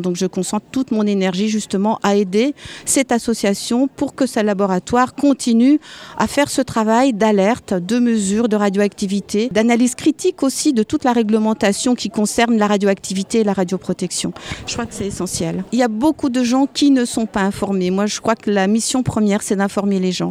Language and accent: French; Alsace, Grand Est, France; je viens d'Alsace, j'habite en Alsace